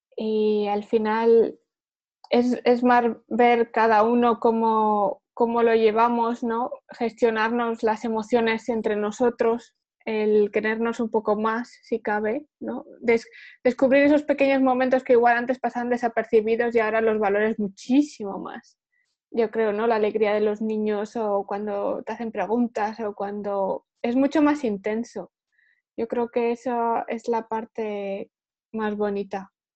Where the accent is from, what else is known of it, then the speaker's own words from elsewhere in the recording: Huesca, Aragon, Spain; moved away as an adult; also born or lived in Rotterdam, Netherlands; now in Netherlands; Vengo de España, de Huesca.